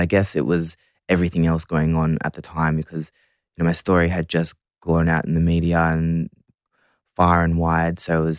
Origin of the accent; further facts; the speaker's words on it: Central Coast, New South Wales, Australia; also born or lived in Suva, Fiji / Melbourne / Sydney; but I was born in Fiji, in Suva. And then we moved to Australia, and then I grew up on the Central Coast for a bit, and then in Melbourne, and then in Sydney.